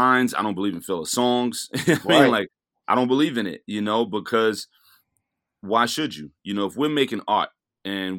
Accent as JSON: {"language": "English", "town": "New York City", "region": "New York", "country": "United States", "tie": "born or raised there", "said": "I grew up a block away from Biggie"}